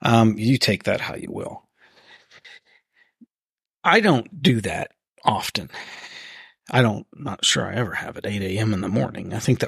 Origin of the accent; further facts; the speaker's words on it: East Coast, United States; born there; I was not born here. I was born on the East Coast.